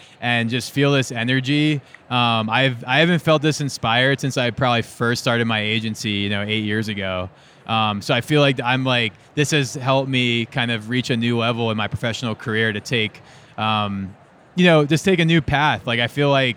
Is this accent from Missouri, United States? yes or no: no; New Jersey, United States; I was kind of sheltered growing up in South Jersey